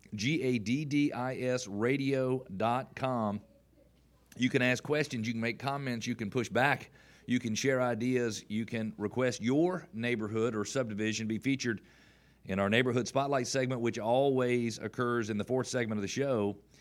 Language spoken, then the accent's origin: English; the South, United States; we're from the South